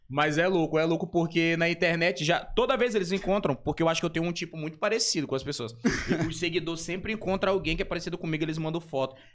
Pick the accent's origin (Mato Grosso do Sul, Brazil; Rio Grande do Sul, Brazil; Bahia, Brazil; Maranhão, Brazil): Maranhão, Brazil; São Luís; also born or lived in São Paulo; Mas eu nasci aqui em São Luís do Maranhão. E nunca saí daqui, eu acho que nunca morei em. Ah, não, já morei, depois de adulto, morei um ano em São Paulo.